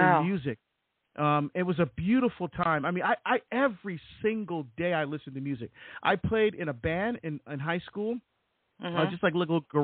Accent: Barbados; now in United States; I was born in Barbados in the West Indies to a Catholic mom

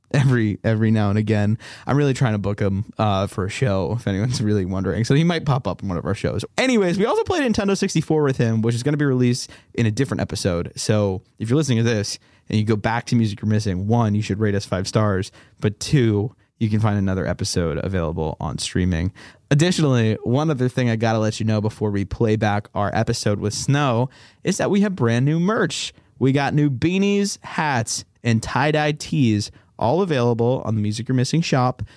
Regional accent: Boston, Massachusetts, United States; I grew up in the Boston area

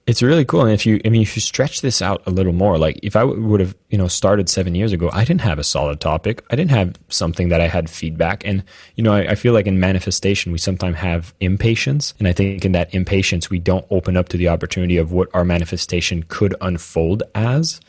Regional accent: Canada; I'm French Canadian.

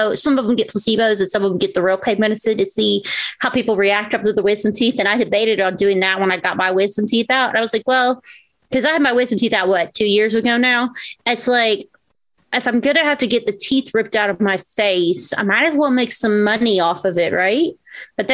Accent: Southwest Virginia, United States; also born or lived in Florida; since I do live in Southwest Virginia, and I was born in Florida, but I generally grew up in this area

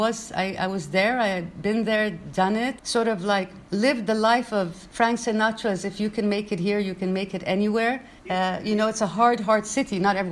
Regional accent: Manama, Capital Governorate, Bahrain; also born or lived in Brooklyn, United States; from Manama, Brooklyn, New York, Bahrain.

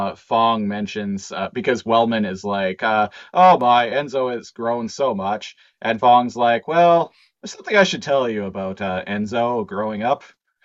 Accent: Canada

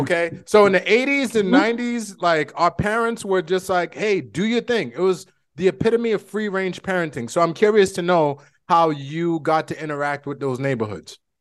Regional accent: Boston, Massachusetts, United States; moved away; we are both from Boston

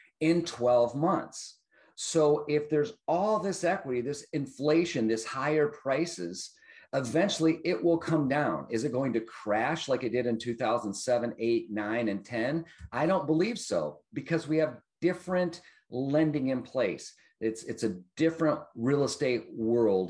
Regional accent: Detroit, Michigan, United States; I grew up in Detroit and the suburbs thereof

